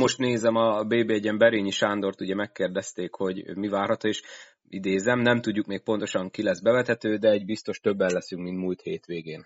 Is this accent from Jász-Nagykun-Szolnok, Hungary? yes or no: yes; Szolnok, Jász-Nagykun-Szolnok, Hungary; szolnoki vagyok